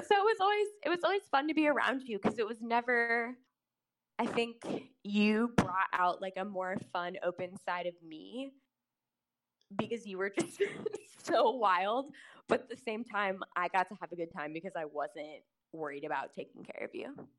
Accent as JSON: {"language": "English", "town": "Kansas City", "region": "Missouri", "country": "United States", "said": "Kansas City is a city that is both in Missouri and Kansas, and I specifically am from the Missouri side"}